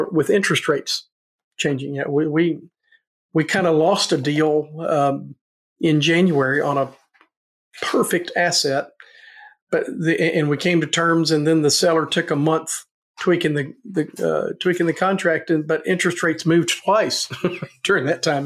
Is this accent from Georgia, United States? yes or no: no; Nashville, Tennessee, United States; born or raised there; now in Fayetteville, United States